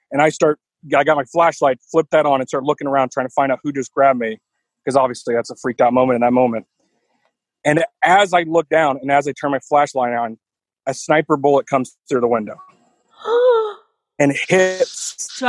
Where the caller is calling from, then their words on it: United States; I'm about 15 minutes south of Kansas City.